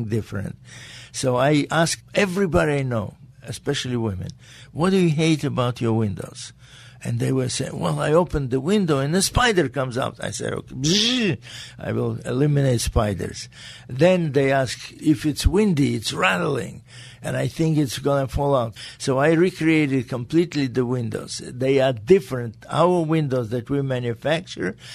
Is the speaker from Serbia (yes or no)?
no; Riga, Latvia; English is a second language; moved away; also born or lived in Caracas, Venezuela / Hong Kong; It was Latvia. I was born in Riga, Latvia.